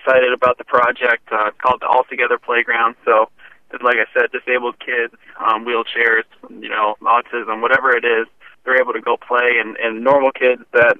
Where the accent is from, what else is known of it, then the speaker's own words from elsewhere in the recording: Glens Falls, New York, United States; moved away; also born or lived in Provo, Utah; my hometown, upstate New York, Glens Falls